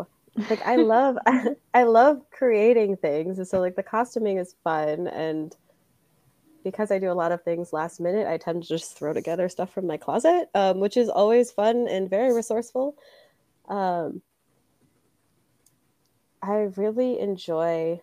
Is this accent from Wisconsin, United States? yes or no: yes; Milwaukee, Wisconsin, United States; now in Des Moines, United States; my hometown, Milwaukee.